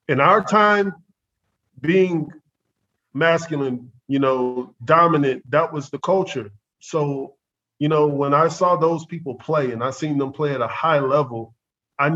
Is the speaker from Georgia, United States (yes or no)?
yes; Atlanta, Georgia, United States; also born or lived in Morrow, Georgia / Tokyo, Japan; I'm from Atlanta, Georgia. Anybody that's from, you know, Atlanta, Georgia, born in the 80s, like we were, it wasn't the best situation to grow up